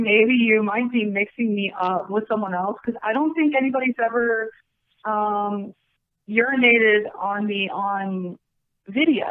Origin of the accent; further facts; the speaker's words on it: Sioux Falls, South Dakota, United States; I grew up in a small town in the state of South Dakota called Sioux Falls